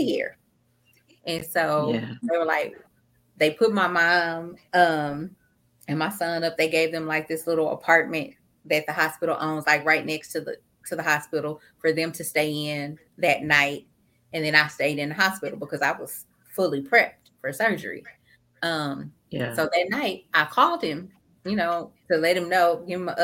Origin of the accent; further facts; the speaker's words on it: about an hour south of Dallas, Texas, United States; my hometown is about an hour south of Dallas.